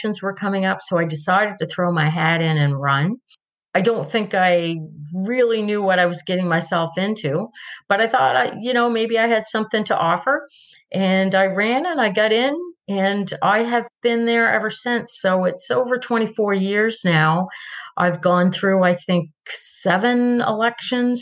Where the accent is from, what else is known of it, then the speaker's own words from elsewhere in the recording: Milton, Nova Scotia, Canada; now in Port Medway, Canada; I grew up in Milton